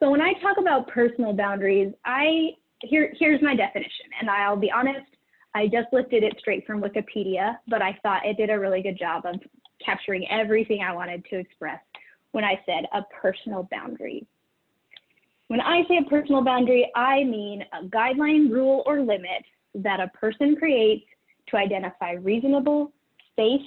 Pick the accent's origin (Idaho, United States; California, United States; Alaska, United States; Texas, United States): Idaho, United States; moved away; also born or lived in Utah; I grew up in Idaho, and we have a really weirdly shaped state